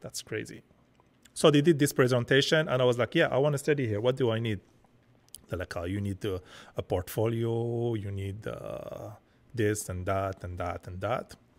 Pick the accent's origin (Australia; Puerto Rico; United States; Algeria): Algeria; now in Montreal, Canada